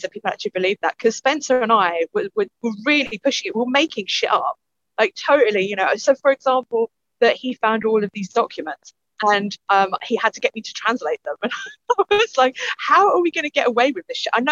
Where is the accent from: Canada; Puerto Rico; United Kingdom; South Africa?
United Kingdom; London; accent: East London / Cockney; I keep trying to do my posh accent, but sometimes when I'm around you, I, my East London slips out.